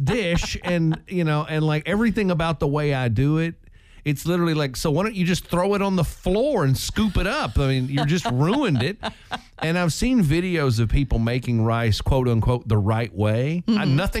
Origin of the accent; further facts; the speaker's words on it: Oklahoma, United States; where I grew up in Oklahoma